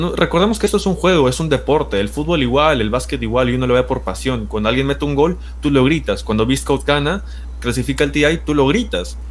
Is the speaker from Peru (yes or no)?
yes; Peru; yo soy peruano